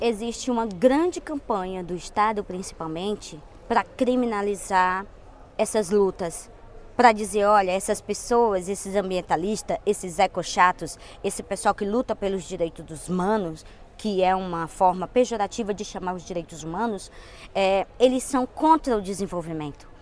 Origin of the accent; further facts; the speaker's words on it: Brazil; lá onde eu moro, lá onde eu vivo, lá no meu estado brasileiro